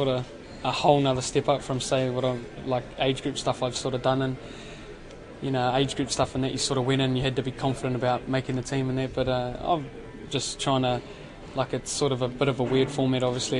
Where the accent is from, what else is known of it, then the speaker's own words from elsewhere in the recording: Manawatū-Whanganui, New Zealand; I'm from Manawatu